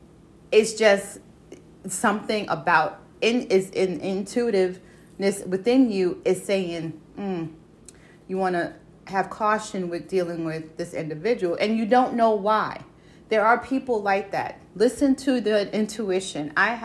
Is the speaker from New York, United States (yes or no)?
yes; Brooklyn, New York, United States; I can say it because I was born and raised in Bushwick Avenue before they gentrified it, okay? And if any of y'all know Brooklyn and know Bushwick Avenue, okay, enough said, okay?